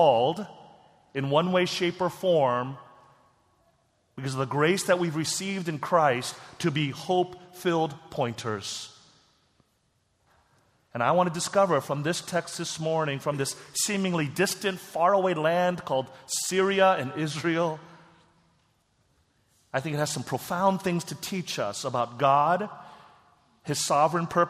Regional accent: South Korea; moved away; my home country, Korea

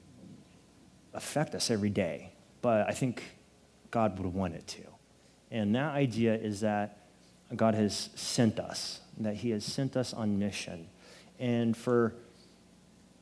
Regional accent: Nipomo, California, United States; now in San Luis Obispo, United States; I'm from Napomo, right? It's 30 minutes south of here. It's a small town. When I was growing up, there were 6,000 people there with one stoplight

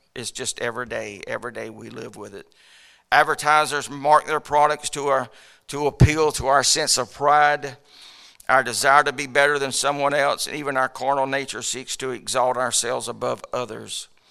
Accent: United States; I'm an American

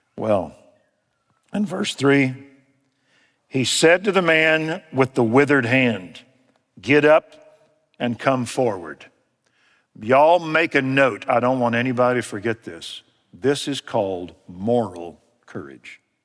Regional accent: United States

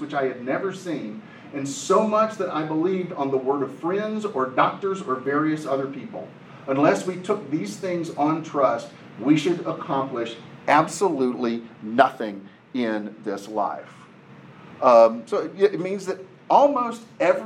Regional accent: Nashville, Tennessee, United States; I live in Nashville, mostly because I was born in Nashville. My family lives in Nashville.

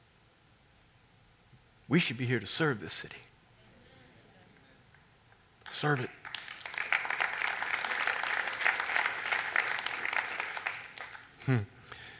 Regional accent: Kansas, United States; moved away as an adult; now in Washington, United States; I wasn't born in Washington. I was born in Kansas. God called me here in 1982 to help establish this church

